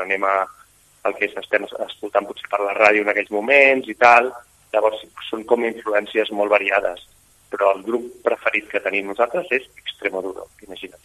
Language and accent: Catalan; Barcelona, Catalonia, Spain; els quatre som de Barcelona